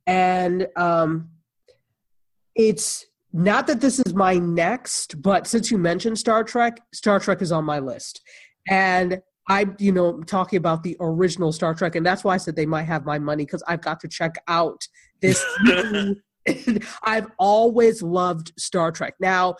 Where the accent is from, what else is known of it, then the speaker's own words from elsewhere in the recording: Nigeria; And of course, I'm Nigerian, so she's half Nigerian.